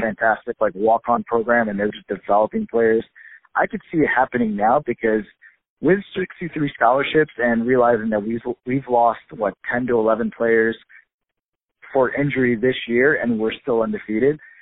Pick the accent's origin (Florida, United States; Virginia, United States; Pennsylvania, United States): Virginia, United States; Charlottesville; I grew up in Charlottesville